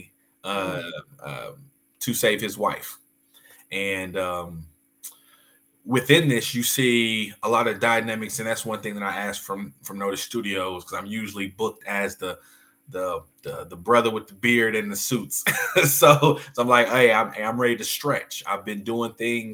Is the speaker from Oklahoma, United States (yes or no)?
yes; Del City, Oklahoma, United States; Oklahoma City, Dell City kid